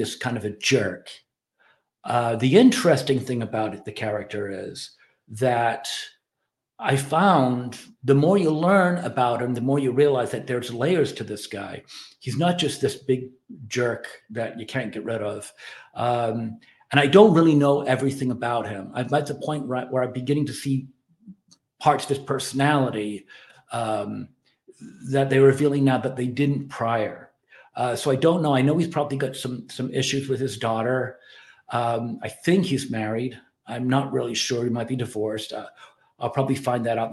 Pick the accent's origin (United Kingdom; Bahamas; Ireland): Ireland; I'm Irish